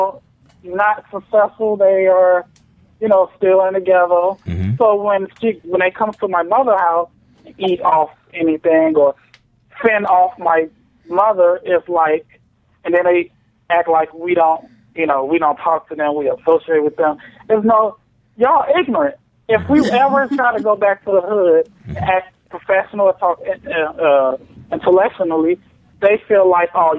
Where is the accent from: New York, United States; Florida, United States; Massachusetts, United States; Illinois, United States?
Illinois, United States; Chicago; I'm from Chicago